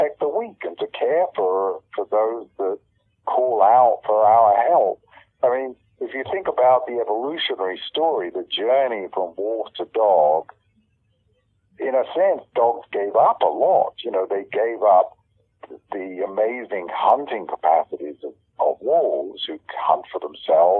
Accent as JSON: {"language": "English", "country": "United Kingdom", "accent": "British", "moved": "yes", "said": "you probably tell on my accent, I'm British originally."}